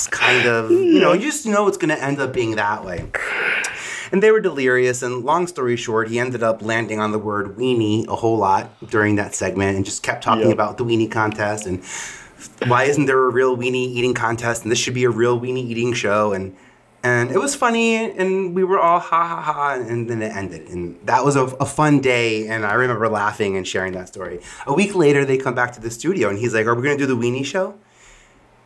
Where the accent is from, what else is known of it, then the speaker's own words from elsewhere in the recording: New York City, New York, United States; from Staten Island